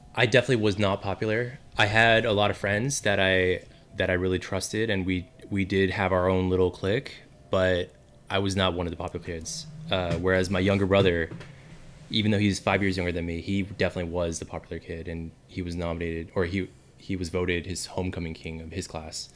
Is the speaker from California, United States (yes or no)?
yes; Walnut, California, United States; I was born born in Southern California. Pretty much been in SoCal my whole life, but I grew up in a city called Walnut